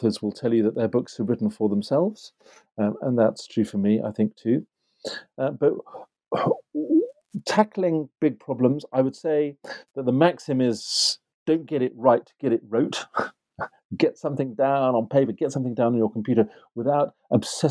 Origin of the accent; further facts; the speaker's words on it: Yorkshire and the Humber, United Kingdom; moved away; also born or lived in Oxford; I grew up in Yorkshire in the north of England